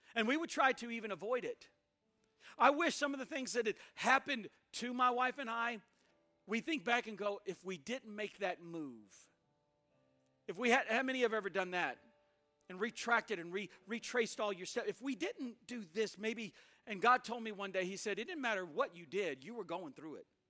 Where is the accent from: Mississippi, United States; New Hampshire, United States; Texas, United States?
Mississippi, United States; also born or lived in Tupelo, Mississippi / Alaska; I'm from Mississippi, it's the Bible Belt.